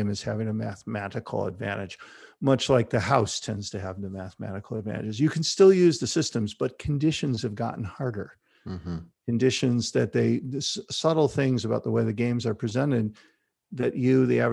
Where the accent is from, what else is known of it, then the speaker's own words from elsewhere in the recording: Chicago, Illinois, United States; So I grew up in Chicago, on the north side of Chicago. I went to Chicago Public Schools